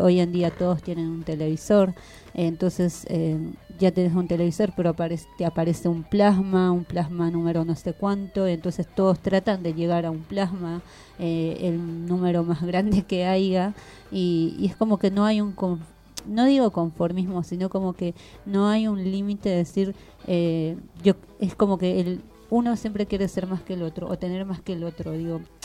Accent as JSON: {"language": "Spanish", "country": "Bolivia", "moved": "yes", "lives_now": "Argentina", "said": "como pueblo boliviano, como hermana quechua aymara"}